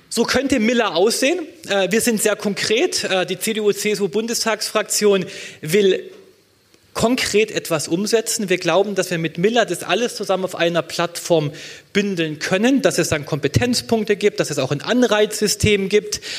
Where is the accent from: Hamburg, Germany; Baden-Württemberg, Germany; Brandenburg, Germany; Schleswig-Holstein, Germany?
Baden-Württemberg, Germany; in meinem Heimatland äh, Baden-Württemberg